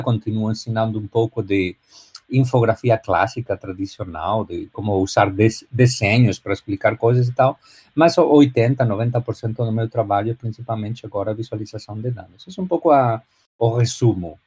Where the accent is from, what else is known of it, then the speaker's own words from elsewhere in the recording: A Coruña, Galicia, Spain; Portuguese is a second language; moved away as an adult; now in Miami, United States; Eu sou espanhol, nasci na Espanha, na, na Galícia